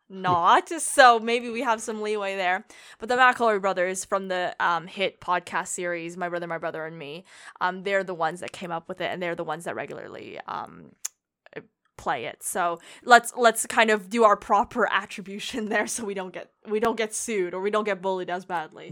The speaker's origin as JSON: {"language": "English", "region": "Ontario", "country": "Canada", "said": "where I'm from in Canada, Ontario"}